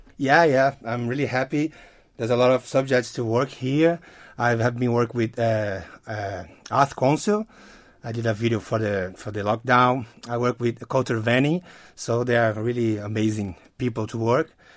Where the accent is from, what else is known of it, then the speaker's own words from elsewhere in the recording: Brazil; moved away as an adult; now in Isle of Man; I'm from Brazil